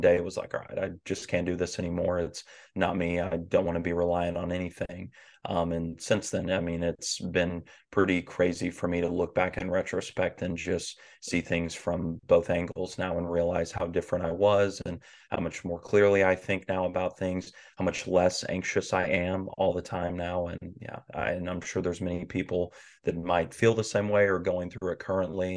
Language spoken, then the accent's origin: English; the Bible Belt of the South, United States; I grew up in the Bible Belt of the South.